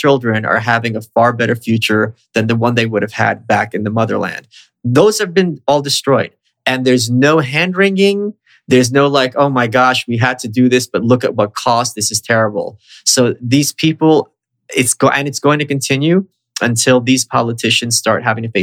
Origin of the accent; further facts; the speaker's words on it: New York, United States; also born or lived in Soviet Union; I've been here all my life. I moved here when I was 2